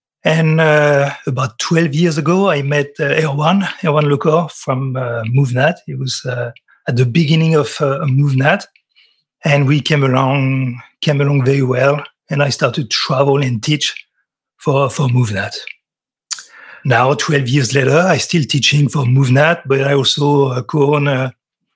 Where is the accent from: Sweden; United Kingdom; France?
France; accent: French; English is a second language; I'm French. You can tell by my accent.